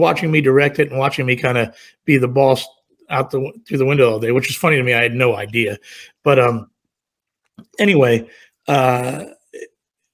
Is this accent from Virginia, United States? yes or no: yes; Virginia, United States; I was from Virginia, I literally grew up 60 miles from where Bret grew up.